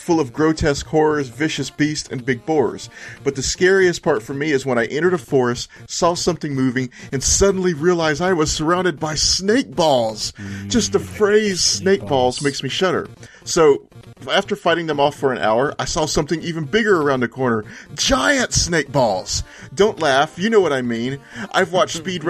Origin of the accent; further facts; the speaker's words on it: Texas, United States; I'm from Texas, too